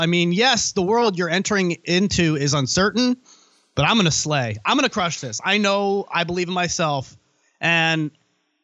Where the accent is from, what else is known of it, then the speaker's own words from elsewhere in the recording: Virginia, United States; also born or lived in Colorado; here in my hometown, right here in Virginia